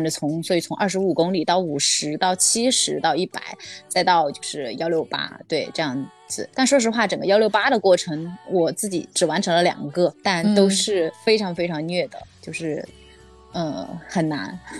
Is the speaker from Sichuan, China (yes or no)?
yes; Chengdu, Sichuan, China; also born or lived in Shenzhen; now in Shanghai, China; 大部分可能都是在深圳工作，对，然后家现在是在上海，那我自己本身这个小时候是在成都，就是四川长大的，所以属于到处飘的这种